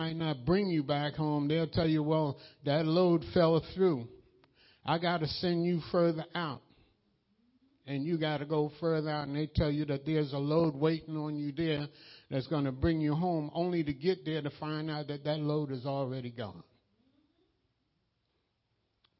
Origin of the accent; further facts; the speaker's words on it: New York, United States; I'm from New York